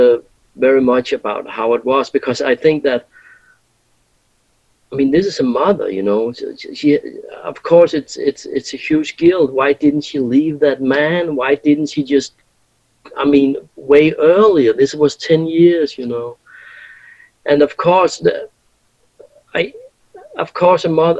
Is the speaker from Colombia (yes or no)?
no; Denmark; we come from Denmark and we go to the US.